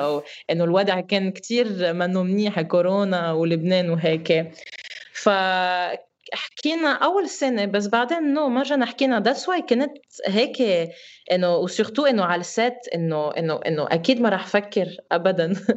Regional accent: Lebanon; moved away as an adult; now in Dubai, United Arab Emirates; انا خلقني بفرنسا وكبرت بفرنسا و... واول وحده بدي ارجع على بلدي

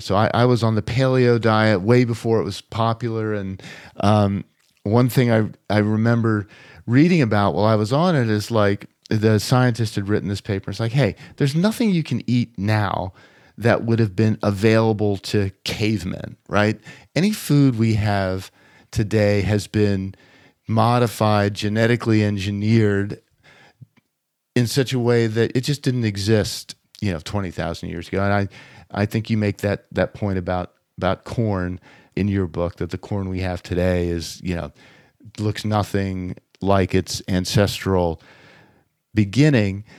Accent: Harrisburg, Pennsylvania, United States; someone who grew up in Harrisburg, Pennsylvania

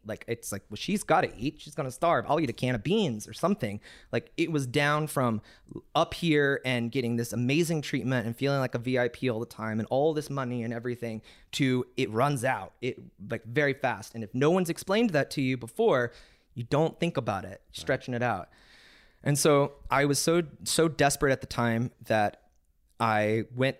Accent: Texas, United States

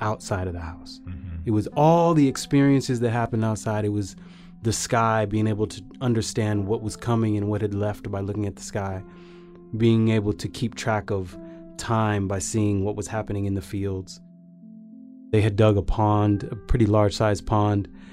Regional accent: California, United States; now in Atlanta, United States; I was born and raised in California

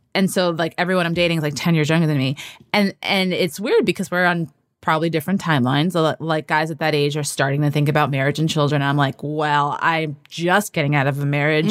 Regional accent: New York City, New York, United States; I grew up in New York City as a Dominican American

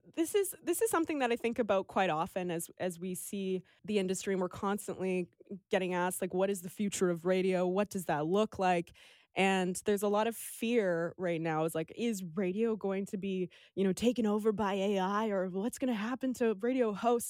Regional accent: Vancouver, British Columbia, Canada; also born or lived in Toronto; now in Victoria, Canada; when I was two weeks old, my mom packed up our family, which is me, my two sisters, and my dad. and drove us across Canada to Vancouver, and we've been in the mainland and then now Victoria since

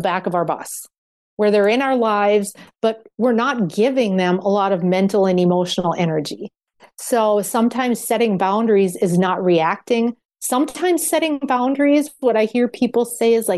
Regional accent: Minnesota, United States; I come from the Minnesota Nice framework

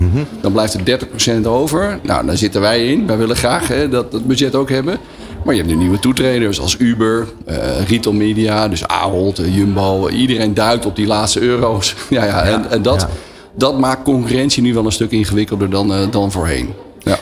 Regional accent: Netherlands

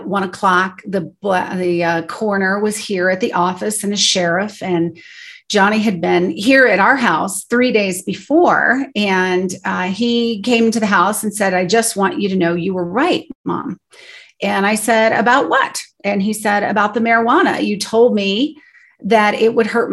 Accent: Colorado, United States; we grew up here in Colorado

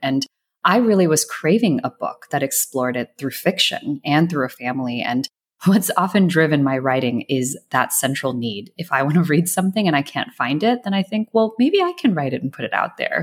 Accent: Atlanta, Georgia, United States; I grew up in a suburb right outside of Atlanta.

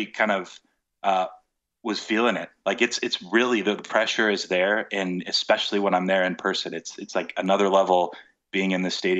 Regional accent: United States; moved away as an adult; now in United Kingdom; I am American

